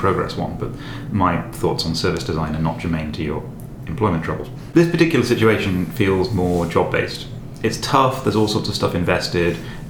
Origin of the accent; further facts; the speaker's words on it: United Kingdom; being British